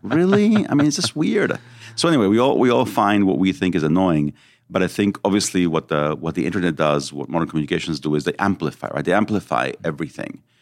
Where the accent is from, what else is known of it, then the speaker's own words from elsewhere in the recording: Mexico; also born or lived in Israel; So I was born in Israel. Then when I was seven, we we went to live in Mexico.